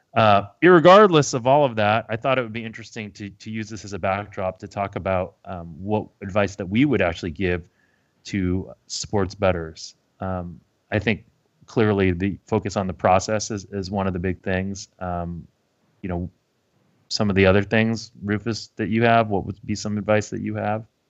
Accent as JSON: {"language": "English", "country": "United States", "said": "being American"}